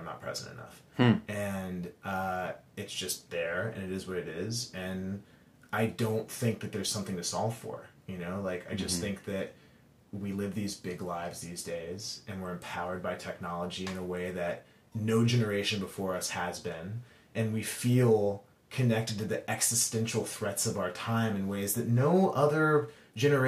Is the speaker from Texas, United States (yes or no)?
yes; Dallas, Texas, United States; I grew up in Texas, and I'm from Dallas, Texas